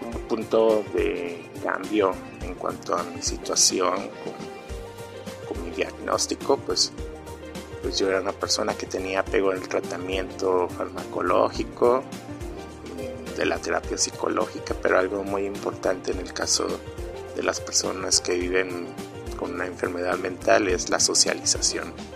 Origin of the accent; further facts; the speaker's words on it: Mexico; soy mexicano, tengo 39 años